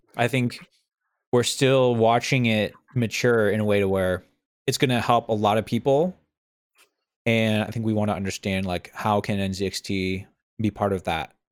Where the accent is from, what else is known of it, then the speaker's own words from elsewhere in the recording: New England, United States; I'm from New England